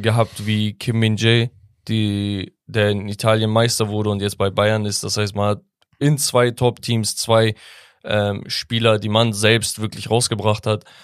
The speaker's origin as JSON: {"language": "German", "region": "Sivas Province", "country": "Turkey", "tie": "born or raised there", "moved": "yes", "said": "Sivas, meine Heimat"}